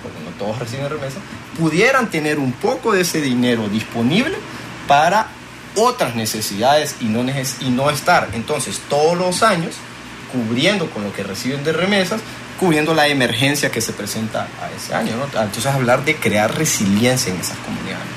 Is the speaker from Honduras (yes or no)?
yes; Honduras; ver como hondureños